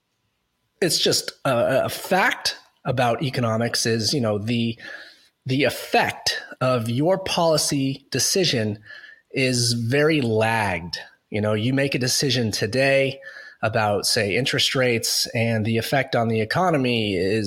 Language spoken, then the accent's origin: English; United States; moved away as an adult; also born or lived in Boston; now in Canada; now I'm an American living in Canada.